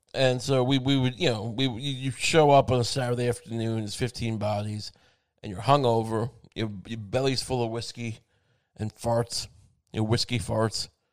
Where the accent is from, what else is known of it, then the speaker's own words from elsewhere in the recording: Long Island, New York, United States; I grew up on Long Island where the food was seasoned